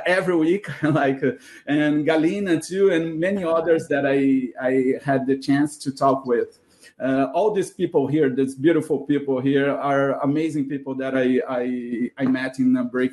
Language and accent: English; Brazil; English is a second language; moved away as an adult; now in Canada; I'm from Brazil